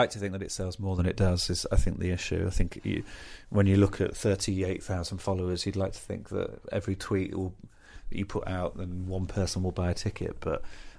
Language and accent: English; Birmingham, West Midlands, United Kingdom; I'm from Birmingham.